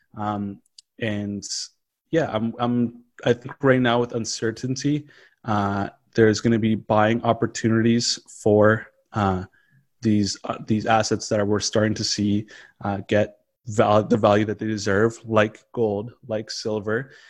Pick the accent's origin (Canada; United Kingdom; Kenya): Canada; as a Canadian